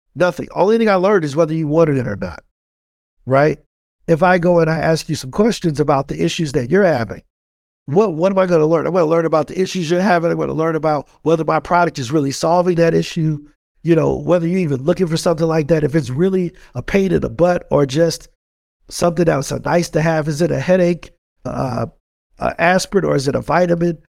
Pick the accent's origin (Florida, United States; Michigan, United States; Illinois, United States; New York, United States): Illinois, United States; East St. Louis; born and raised in East Saint Louis, Illinois